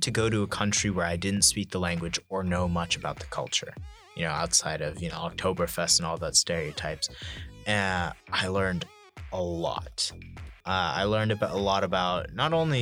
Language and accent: English; San Francisco, California, United States; growing up in San Francisco